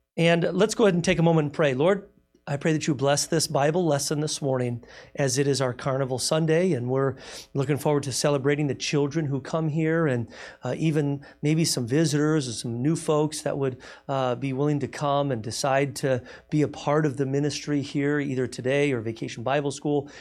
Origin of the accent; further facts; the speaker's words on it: United States; I'm American.